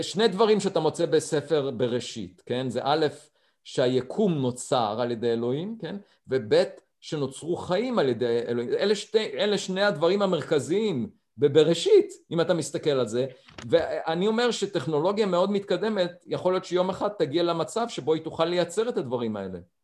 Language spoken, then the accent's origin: Hebrew; Beit Hanan, Central District, Israel; moved away; נולדתי במושב אה, בית חנן ליד ראשון לציון